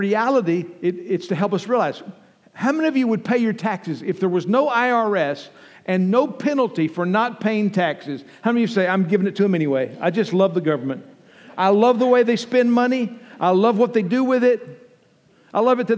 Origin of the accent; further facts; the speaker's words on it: Abilene, Texas, United States; I grew up in Abilene, Texas